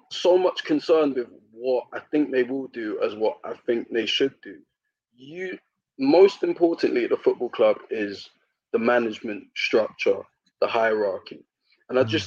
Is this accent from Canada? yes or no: no; United Kingdom; I think being British and then seeing a British manager who actually wants to play attractive football